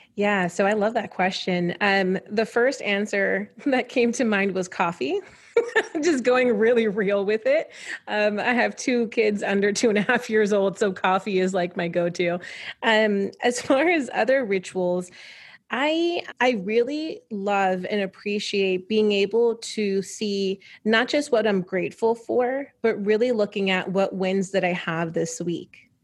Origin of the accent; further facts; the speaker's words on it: New York, United States; growing up in New York is, um, so I was raised by my grandparents